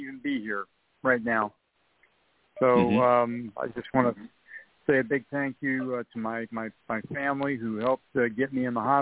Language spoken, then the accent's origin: English; Detroit, Michigan, United States; I'm from Detroit, Michigan, and I take as much pride as I can in my hometown.